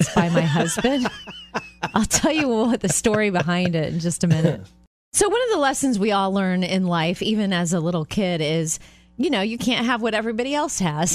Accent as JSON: {"language": "English", "town": "Jupiter", "region": "Florida", "country": "United States", "tie": "born or raised there", "moved": "yes", "said": "my hometown of Jupiter, Florida"}